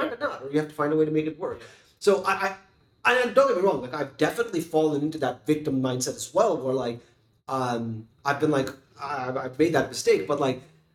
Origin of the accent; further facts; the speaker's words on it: Tamil Nadu, India; moved away; I grew up in Tamil Nadu for so many years